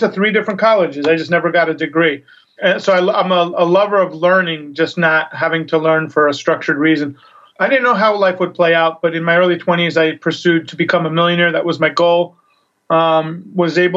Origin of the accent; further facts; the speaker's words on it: New York, United States; I grew up in New York